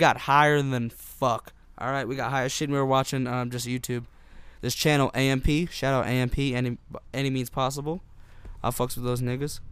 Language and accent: English; Utah, United States; in my high school here in Utah